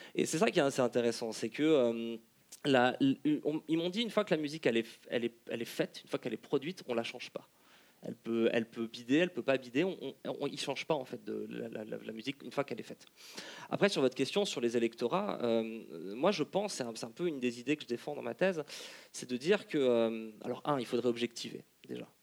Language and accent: French; Lyon, Auvergne-Rhône-Alpes, France; je, viens, je viens de Lyon